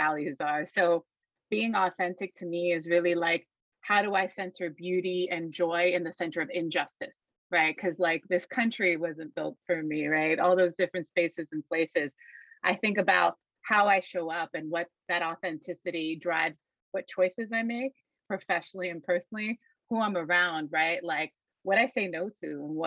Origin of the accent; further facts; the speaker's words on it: Puerto Rico; being from Puerto Rico, right? I was very aware of the colonial subjectivity of my island, right? I was very aware from that upbringing